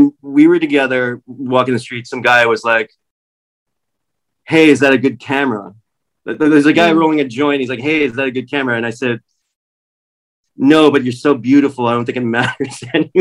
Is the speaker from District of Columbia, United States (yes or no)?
yes; Washington, District of Columbia, United States; accent: American; moved away as an adult; also born or lived in New York City / England; now in Los Angeles, United States; I grew up in Washington, D.C. That's where I was born.